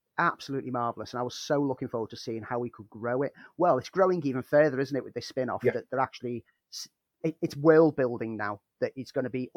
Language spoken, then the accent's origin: English; Liverpool, North West England, United Kingdom; As a Scouser